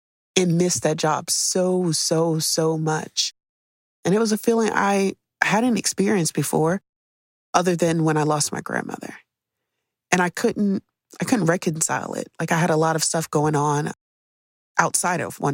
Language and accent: English; United States; growing up in America